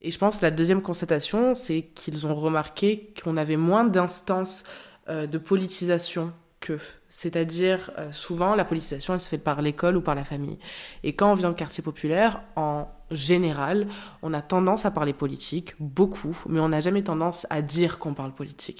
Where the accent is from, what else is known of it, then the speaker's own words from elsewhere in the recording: Marseille, Provence-Alpes-Côte d'Azur, France; moved away as an adult; now in Paris, France; Je suis aussi de Marseille